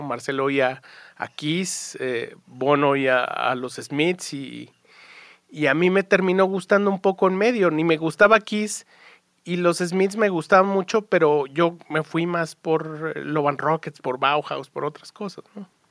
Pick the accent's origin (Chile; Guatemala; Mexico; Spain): Mexico; born or raised there